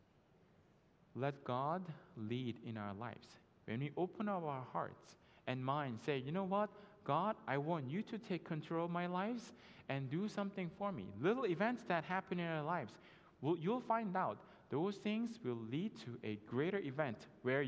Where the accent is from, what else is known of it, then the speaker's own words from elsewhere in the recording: South Korea; now in United States; I was done with my school here in the States, and I went back home to Korea